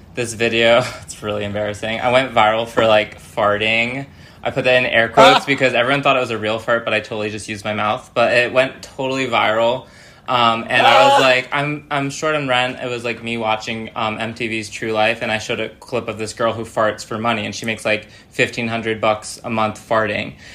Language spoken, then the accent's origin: English; New York City area, United States; also born or lived in Danbury, Connecticut / Manhattan / Las Vegas; now in Los Angeles, United States; I live in Los Angeles, California, but I'm originally from the New York City area